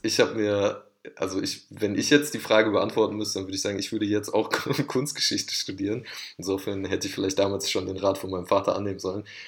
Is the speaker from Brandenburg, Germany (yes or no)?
no; Oberhausen, North Rhine-Westphalia, Germany; ich komme aus Oberhausen, einer Stadt im Ruhrgebiet